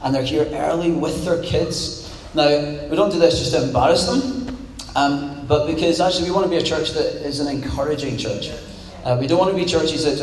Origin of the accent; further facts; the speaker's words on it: Scot, Scotland, United Kingdom; also born or lived in Poole; now in Glasgow, United Kingdom; as a Scot